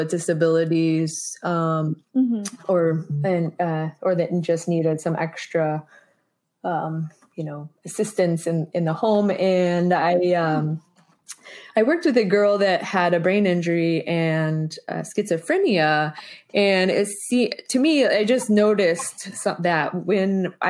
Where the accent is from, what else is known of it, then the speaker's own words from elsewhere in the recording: Springfield, Missouri, United States; I grew up in Springfield, Missouri